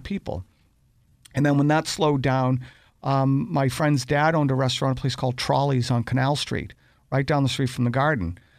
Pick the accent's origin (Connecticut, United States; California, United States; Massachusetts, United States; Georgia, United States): Massachusetts, United States; Boston; growing up in Dorchester